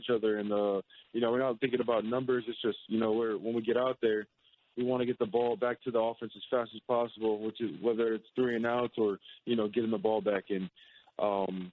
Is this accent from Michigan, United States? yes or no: no; Hawaii, United States; Growing up in Hawaii